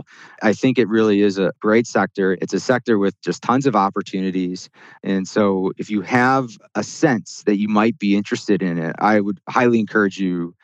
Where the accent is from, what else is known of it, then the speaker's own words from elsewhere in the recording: Chicago, Illinois, United States; I grew up in the Chicago area and went to school in the Midwest as well